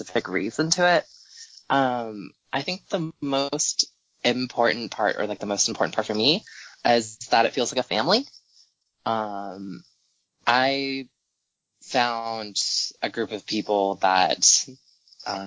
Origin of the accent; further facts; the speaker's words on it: Corvallis, Oregon, United States; moved away as an adult; now in New York City, United States; I'm originally from Corvallis, Oregon